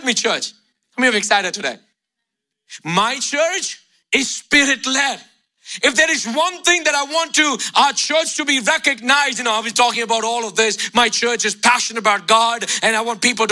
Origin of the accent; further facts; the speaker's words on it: India; moved away; Growing up in India